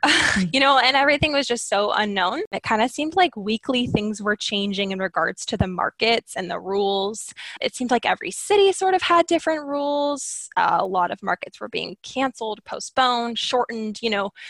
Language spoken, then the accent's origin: English; Skagit Valley, Washington, United States; I grew up living in the Skagit Valley, which, if you aren't familiar with the area, is just made up of thousands of acres of farm fields.